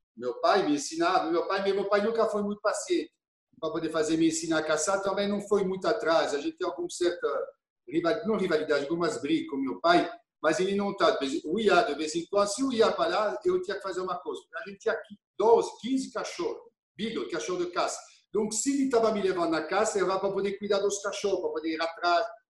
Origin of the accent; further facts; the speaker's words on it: Auxonne, Bourgogne-Franche-Comté, France; Portuguese is a second language; moved away as an adult; also born or lived in Germany; now in Brazil; eu nasci em Oxon, uma cidade que fica a 32 quilômetros